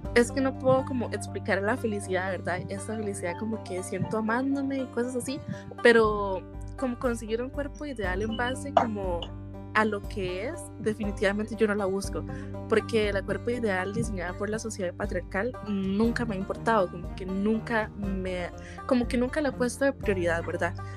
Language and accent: Spanish; Costa Rica; soy de Costa Rica